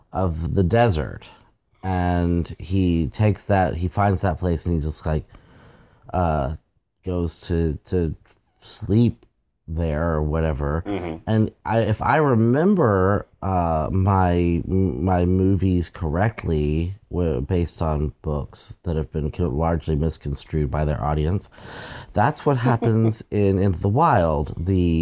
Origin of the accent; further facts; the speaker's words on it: Texas, United States; up in Texas. I grew up in {S1} Right. {S2} Central Texas in the Hill Country, and we have the stake cactuses there